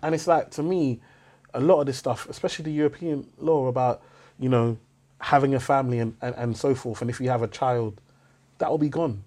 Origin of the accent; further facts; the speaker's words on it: United Kingdom; I always said British